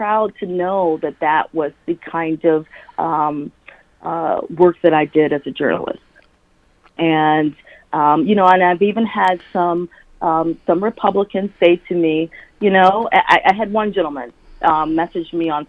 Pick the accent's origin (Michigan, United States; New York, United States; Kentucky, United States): Michigan, United States; Wayne County; I'm from Michigan. I grew up in Wayne County